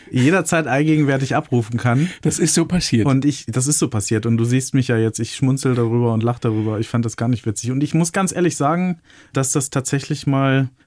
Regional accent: Lower Saxony, Germany; ich bin ja gebürtiger Niedersachse

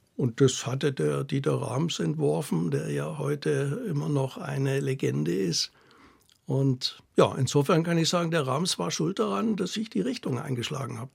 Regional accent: Ore Mountains, Saxony, Germany; accent: Saxon; moved away; Ich bin ja in der DDR im Erzgebirge aufgewachsen

